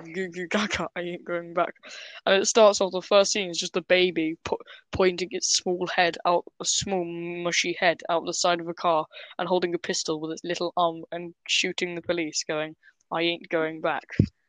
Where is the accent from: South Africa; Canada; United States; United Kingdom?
United Kingdom; We are British.